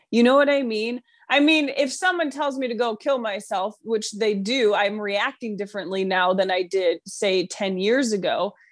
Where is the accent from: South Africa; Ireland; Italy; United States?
United States; New York; moved away; I'm from New York